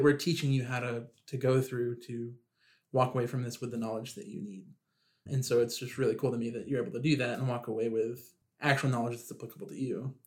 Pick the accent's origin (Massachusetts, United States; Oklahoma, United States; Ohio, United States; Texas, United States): Oklahoma, United States; Tulsa; so I am from Oklahoma. I was born in Tulsa